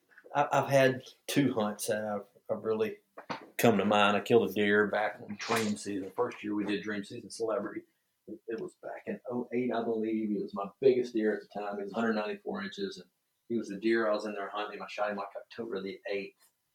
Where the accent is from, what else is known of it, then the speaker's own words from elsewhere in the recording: the South, United States; I was lucky or cursed enough, whatever you want to say it, that I grew up in the South hunt.